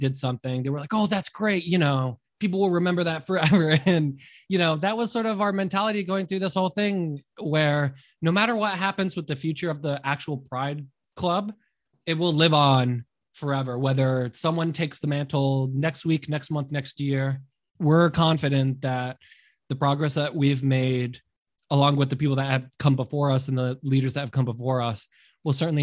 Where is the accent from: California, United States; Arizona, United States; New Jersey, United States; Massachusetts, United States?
Massachusetts, United States; Boston; moved away as an adult; now in Fresno, United States; I'm actually born and raised in Boston, Massachusetts.